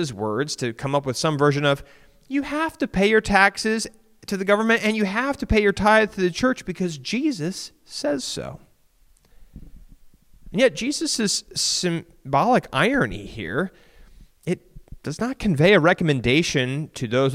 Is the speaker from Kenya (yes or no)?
no; United States; for a whole lot of us American Christians